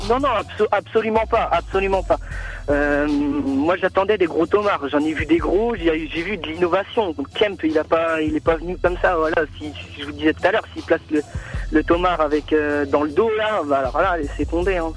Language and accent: French; La Séguinière, Pays de la Loire, France; moved away as an adult; now in Nantes, France; j'ai fait 12, euh, années à la Séguinière